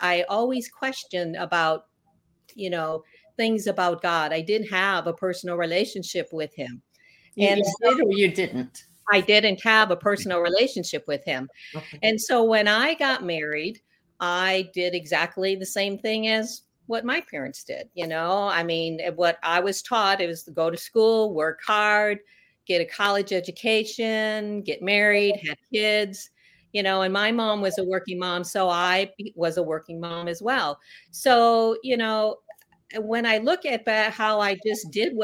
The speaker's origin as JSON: {"language": "English", "town": "Chicago", "region": "Illinois", "country": "United States", "tie": "born or raised there", "said": "I was born in Chicago area"}